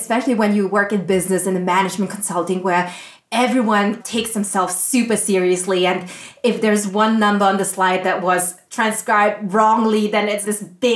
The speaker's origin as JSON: {"language": "English", "country": "Austria", "tie": "born or raised there", "said": "I grew up in Austria"}